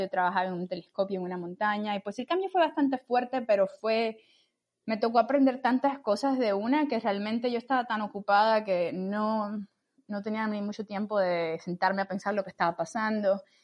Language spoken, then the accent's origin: Spanish; Camagüey, Cuba; now in Washington, United States; yo soy eh, cubana, soy de Camagüey y me mudé a Estados Unidos en el 2003